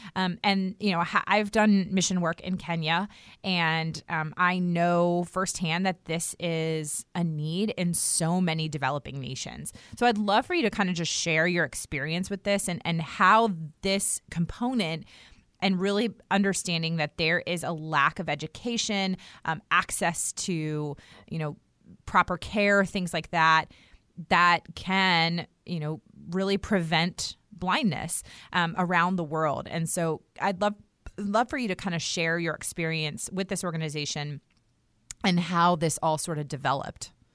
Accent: United States; I was born and raised in Redskins territory outside of Washington, D C

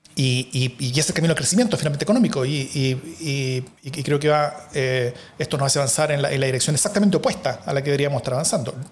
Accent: Chile; Chile, en cambio, Acá tenemos demasiado poco Estado

